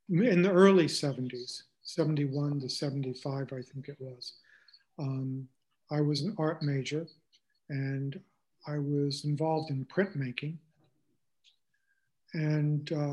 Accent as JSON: {"language": "English", "region": "North Carolina", "country": "United States", "moved": "as an adult", "lives_now": "Boston, United States", "said": "And then I decided to move to Boston. My brother was living up there. We're from North Carolina."}